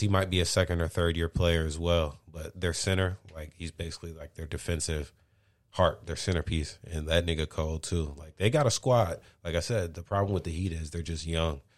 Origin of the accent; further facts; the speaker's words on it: St. Louis, Missouri, United States; I'm from Saint Louis